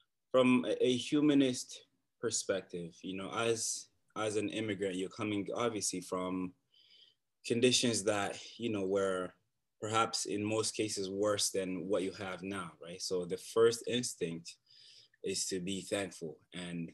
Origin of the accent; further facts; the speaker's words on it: Bukavu, South Kivu, DR Congo; also born or lived in Uganda; now in Canada; I was born in a small and beautiful city called Bukavu in the Democratic Republic of Congo.